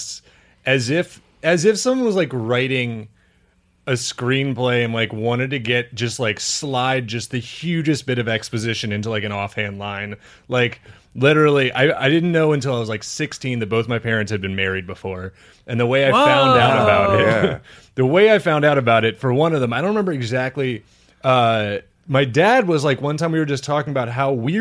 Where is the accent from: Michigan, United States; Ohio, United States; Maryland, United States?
Maryland, United States; Eldersburg; This is near and dear to my hometown. This is in Eldersburg, Maryland